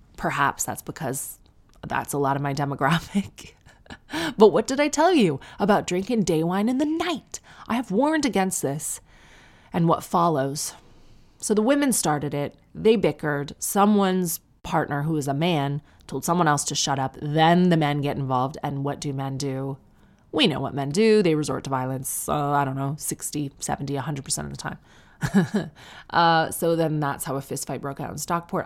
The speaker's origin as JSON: {"language": "English", "town": "Sarnia", "region": "Ontario", "country": "Canada", "said": "I'm from Sarnia"}